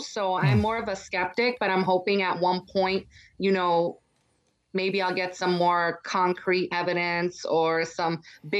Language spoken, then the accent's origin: English; New York City, New York, United States; From New York City.